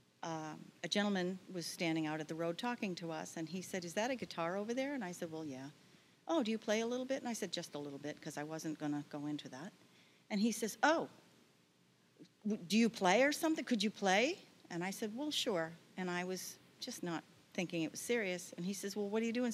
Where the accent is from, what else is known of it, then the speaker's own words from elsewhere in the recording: Bridgton, Maine, United States; I grew up in Bridgeton, western Maine